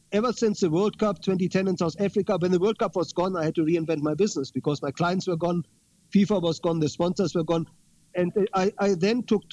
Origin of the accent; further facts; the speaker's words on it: Berlin, Germany; my hometown of Berlin.